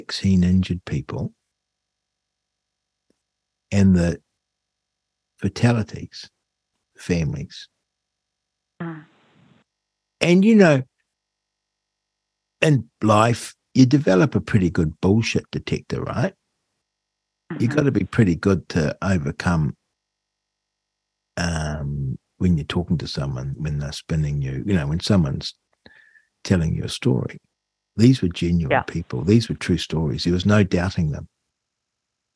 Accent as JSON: {"language": "English", "country": "New Zealand", "said": "as a New Zealander"}